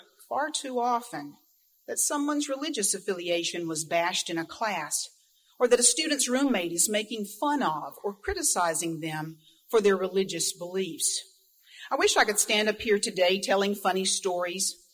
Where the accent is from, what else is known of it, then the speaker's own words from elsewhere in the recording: Easley, South Carolina, United States; moved away; Growing up in Easley, South Carolina, considered by some the buckle of the Bible Belt, I lived in a very monolithic, very WASPy world